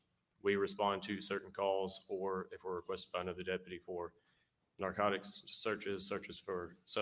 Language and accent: English; Colleton County, South Carolina, United States; I grew up in Collington County. Went to Collin County High School, went to college at Tri-County Technical College